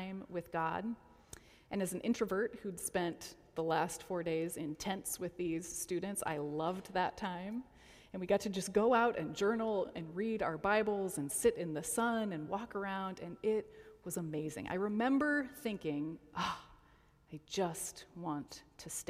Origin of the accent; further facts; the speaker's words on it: Colorado, United States; now in Detroit, United States; Now, I grew up in Colorado